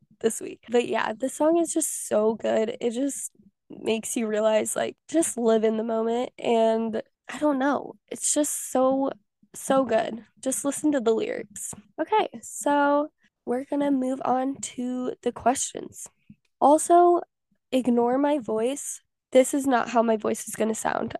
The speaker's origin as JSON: {"language": "English", "region": "Southwest Missouri", "country": "United States", "also_born_or_lived": "Pittsburg, Kansas", "moved": "as an adult", "lives_now": "Texas, United States", "said": "I am from Southwest Missouri, baby, and I live in Texas"}